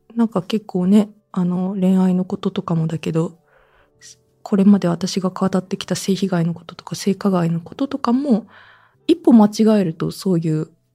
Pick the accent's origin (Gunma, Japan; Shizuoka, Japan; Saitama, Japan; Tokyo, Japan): Saitama, Japan; moved away; also born or lived in Nagoya, Aichi / Omiya / Urawa; 私自身、実家が埼玉ですし、もともと名古屋市民でしたし